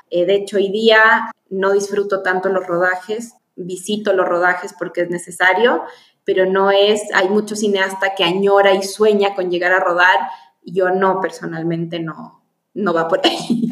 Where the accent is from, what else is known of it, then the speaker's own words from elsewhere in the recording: Chile; now in Ecuador; yo nací en Chile, me vine a Ecuador